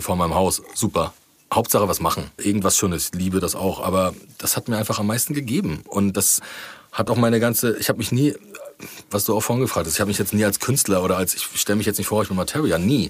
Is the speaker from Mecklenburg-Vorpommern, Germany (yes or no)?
yes; Rostock, Mecklenburg-Vorpommern, Germany; meine Heimatstadt